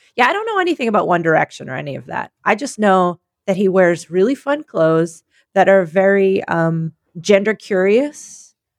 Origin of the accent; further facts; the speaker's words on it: Philadelphia, Pennsylvania, United States; I'm from Philadelphia.